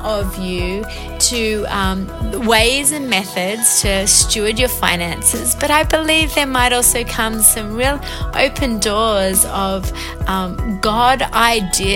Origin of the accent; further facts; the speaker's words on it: Australia; accent: Aussie; moved away as an adult; now in Montreal, Canada; I'm coming to you from Montreal, Quebec. Actually live here, been here for 5 years from Australia.